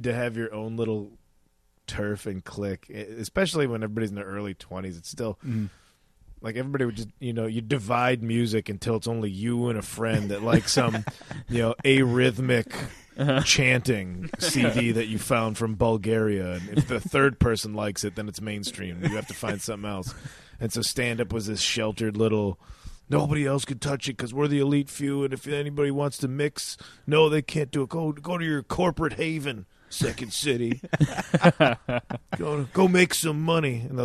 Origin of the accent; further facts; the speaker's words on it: Addison, Illinois, United States; I grew up in Addison, Illinois